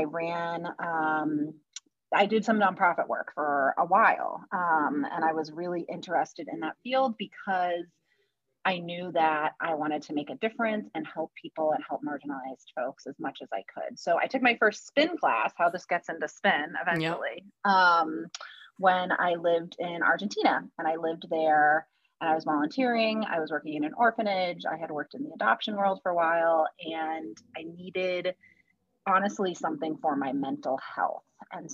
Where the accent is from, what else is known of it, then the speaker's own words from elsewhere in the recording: Boston, Massachusetts, United States; moved away; I'm from Boston originally. So that's where I grew up